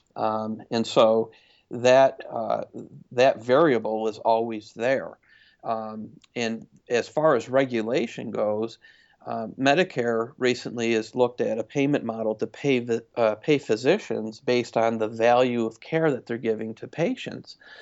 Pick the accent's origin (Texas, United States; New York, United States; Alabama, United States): New York, United States; Syracuse; now in Lebanon, Tennessee, United States; Originally from upstate New York, Syracuse area